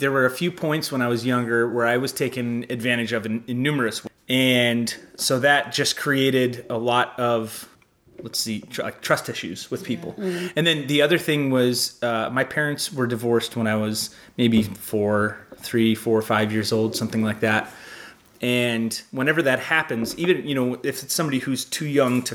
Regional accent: Arizona, United States; moved away as an adult; also born or lived in Phoenix; now in Los Angeles, United States; I was raised in Arizona

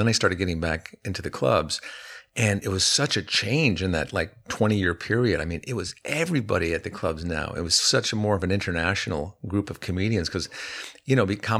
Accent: East Coast, United States; Well, what I did was I grew up on the East Coast and I checked out the New York club scene and it was terrifying.

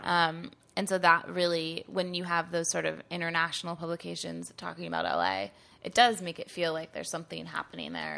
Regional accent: Northern California, United States; moved away as an adult; also born or lived in New York / Los Angeles; I'm from Northern California

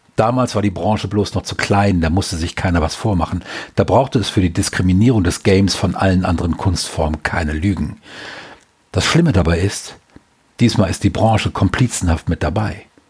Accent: Germany; als Deutscher

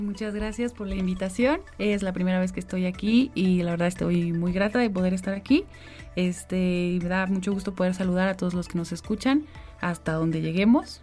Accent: Xalapa, Veracruz, Mexico; also born or lived in Tamiahua, Veracruz; desde muy pequeña vivo en la ciudad de Jalapa. Yo desde los dos años que estoy acá

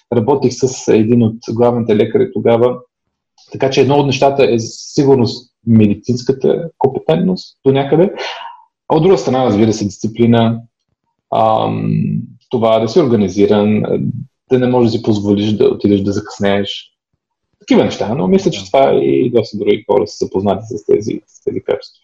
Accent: Sofia, Sofia City, Bulgaria; also born or lived in East Berlin, Germany; now in Germany; само съм роден в Берлин а, и това го пише в паспорта, но съм израсъл в София, в България, до 89-та година

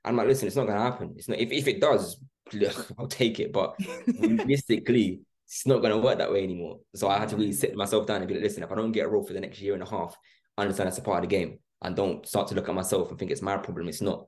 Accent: London, United Kingdom; Me and Billy were from, I was from London, he was from Essex, and Charlie and Chanel were from Manchester.

